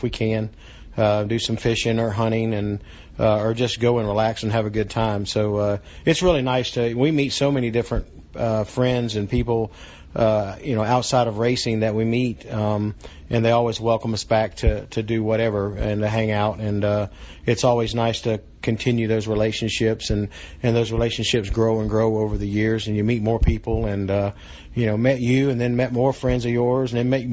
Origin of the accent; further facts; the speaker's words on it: Daytona Beach, Florida, United States; my hometown, my home track, family there